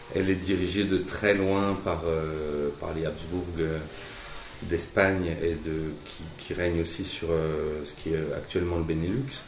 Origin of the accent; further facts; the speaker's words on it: Bourgogne-Franche-Comté, France; also born or lived in Metz / Paris; je suis d'origine franche comté J'ai toujours vécu en Franche-Comté, mais je suis né à Metz